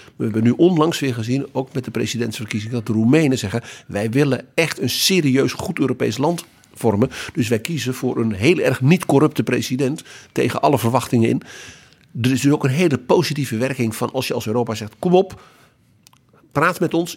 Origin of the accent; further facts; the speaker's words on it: Netherlands; dat wij als Nederlanders, de Nederlanden, daar ook toe hoorden